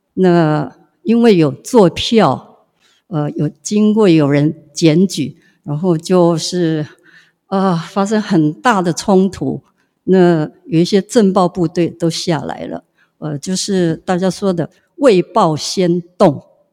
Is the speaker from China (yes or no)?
no; Hualien County, Taiwan; 我们花莲这些，呃，有志同道合的人士